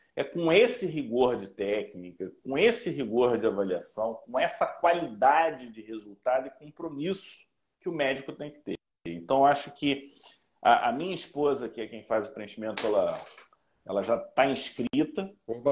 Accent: Rio de Janeiro, Brazil; eu sou carioca

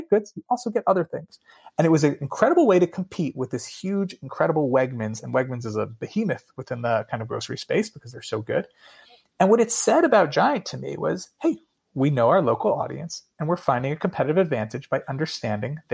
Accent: Allentown, Pennsylvania, United States; I grew up in Allentown, Pennsylvania

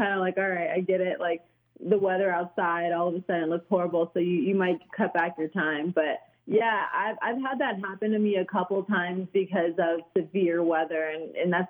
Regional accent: Raleigh, North Carolina, United States; now in Wichita, United States; I am from North Carolina, so I the Raleigh area

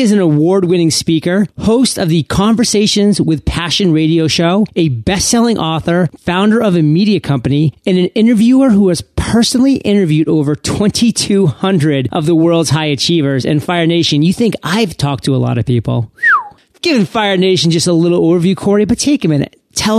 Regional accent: Maine, United States; how I say the word hot, because I am from Maine, so it sounds more like an H-U-T. I mean, Maine is basically part of Canada.

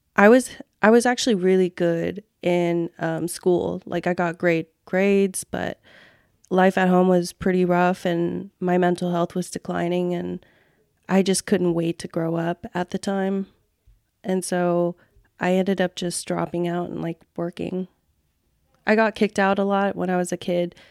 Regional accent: Fresno, California, United States; moved away as an adult; also born or lived in Cam Ranh Bay, Vietnam / Philippines; now in San Diego, United States; We relocated to Fresno, California, and that's, like, where, um, that's where I grew up.

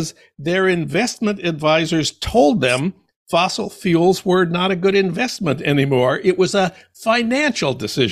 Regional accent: Minnesota, United States; I'm from Minnesota

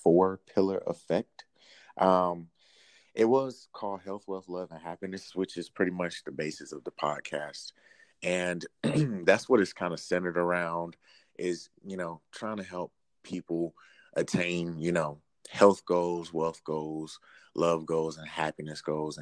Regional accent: Albany, Georgia, United States; moved away as an adult; now in Washington, D.C., United States; I'm from Albany, Georgia, small town

